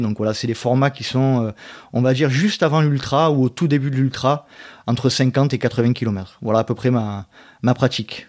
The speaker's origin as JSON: {"language": "French", "town": "Aix-en-Provence", "region": "Provence-Alpes-Côte d'Azur", "country": "France", "said": "je suis d'Aix-en-Provence, à côté d'Aix-en-Provence, voilà. D'où la raison de mon accent"}